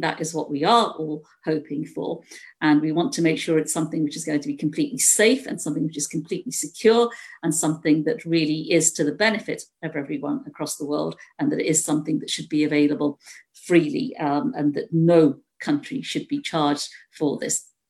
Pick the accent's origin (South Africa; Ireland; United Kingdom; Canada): United Kingdom; being British myself